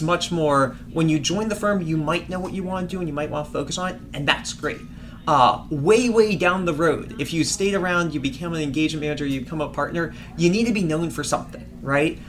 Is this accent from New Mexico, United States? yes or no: no; Washington, District of Columbia, United States; moved away as an adult; now in Boston, United States; I grew up in Washington, D.C.